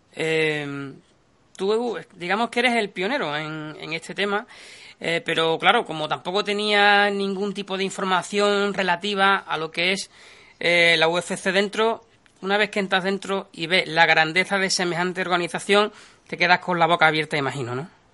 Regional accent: Andalusia, Spain; yo soy de Quillolandia, porque somos gente del sur, Sevilla, Huelva

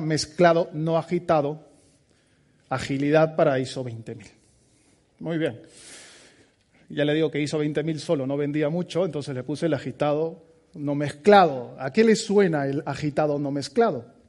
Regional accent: Peru; moved away as an adult; now in Basque Country, Spain; Soy peruano de nacimiento

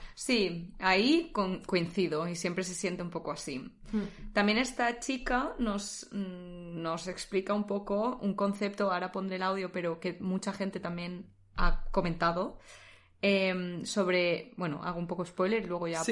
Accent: Spain; now in Netherlands; como españolas

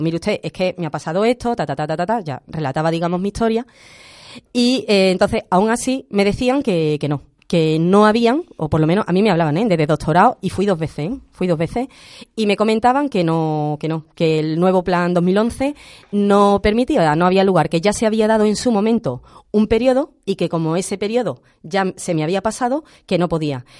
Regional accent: Andalusia, Spain; soy andaluza por convicción

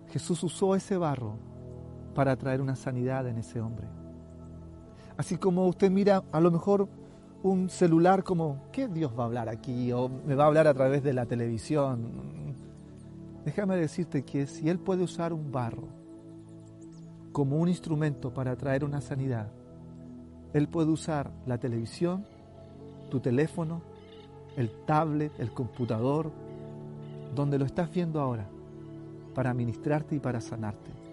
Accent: Chile

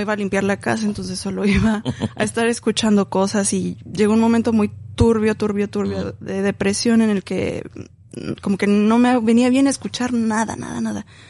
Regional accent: Mexico City, Mexico; moved away; Yo soy de la Ciudad de México, ahí crecí. Ya después migré

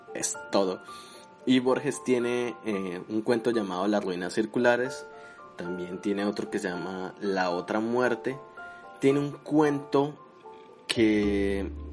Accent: Colombia; now in United States; Yo soy colombiano

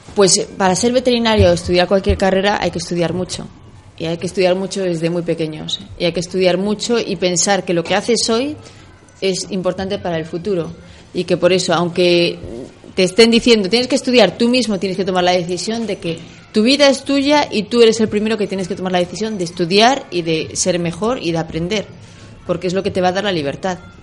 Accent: Ferrol, Galicia, Spain; moved away as an adult; now in Republic of the Congo; la medalla de mi tierra y mi patria

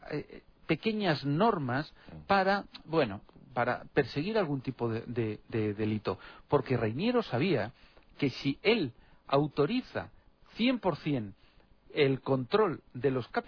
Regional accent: Spain; En mi país de origen, en España

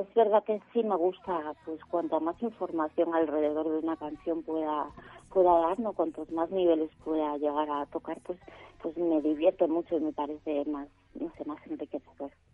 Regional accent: Sarria, Galicia, Spain; moved away as an adult; now in Madrid, Spain; en mi pueblo en Sarria

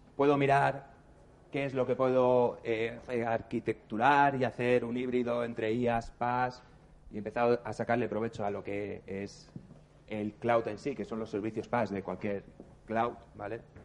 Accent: Barcelona, Catalonia, Spain; Somos de Barcelona.

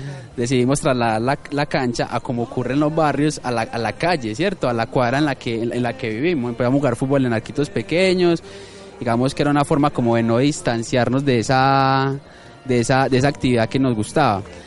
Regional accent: Medellín, Antioquia, Colombia; soy de Manrique porque viví en Manrique eh, hasta los 19, 20 años

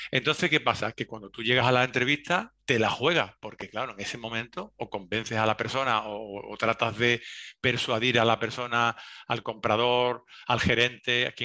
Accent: Seville, Andalusia, Spain; accent: Andalusian; cuando voy fuera me notan que soy andaluz, eh, a veces no saben dónde, pero cuando estoy en Sevilla me dicen que si no soy sevillano porque no tengo un acento s

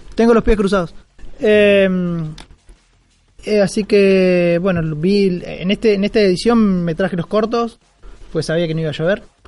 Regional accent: Córdoba, Argentina; yo soy de Córdoba

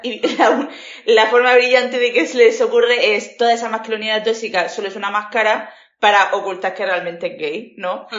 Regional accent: Spain; also born or lived in Murcia; soy española

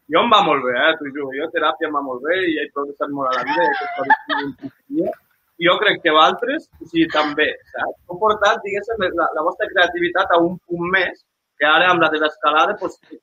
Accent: Lleida, Catalonia, Spain; som de Lleida

